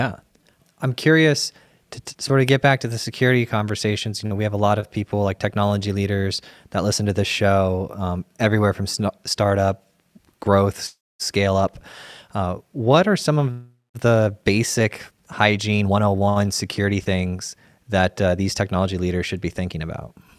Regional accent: Sarasota, Florida, United States; my wife and I were born and raised in Sarasota

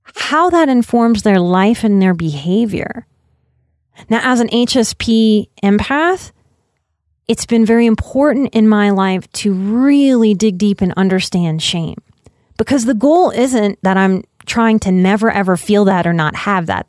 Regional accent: Louisiana, United States; I'm from Louisiana

